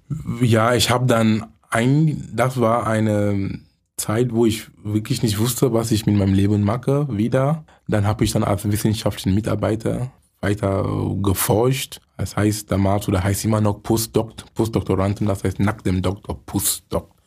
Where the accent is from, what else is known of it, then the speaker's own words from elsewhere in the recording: Cameroon; German is a second language; moved away as an adult; also born or lived in Munich; now in Germany; Ich komme gebürtig aus Kamerun. Ich lebe in Deutschland seit 23 Jahren.